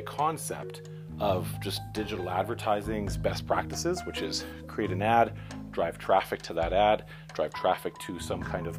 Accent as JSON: {"language": "English", "country": "Canada", "said": "I'm not even American, I'm Canadian"}